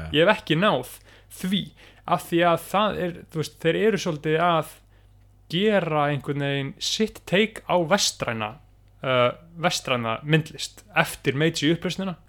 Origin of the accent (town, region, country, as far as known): Iceland